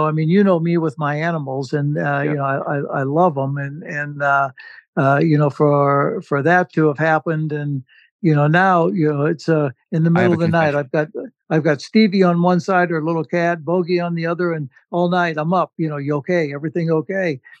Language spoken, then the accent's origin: English; Illinois, United States; also born or lived in Santa Ynez Valley, California; now in Montecito, United States; I had a dog when I was 2-3 years old, growing up in a small town in Illinois